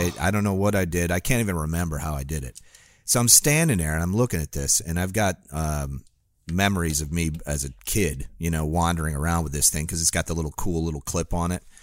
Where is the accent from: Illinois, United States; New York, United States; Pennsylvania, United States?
Illinois, United States; Northern; now in Florida, United States; I grew up in Northern Illinois where, and I had a pond in my backyard